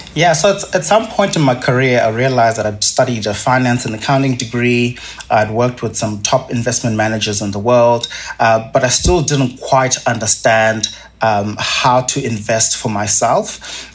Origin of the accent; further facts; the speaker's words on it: Zimbabwe; now in Australia; As you can probably tell from my accent, I didn't grow up in Australia. Um, I grew up in, in Zimbabwe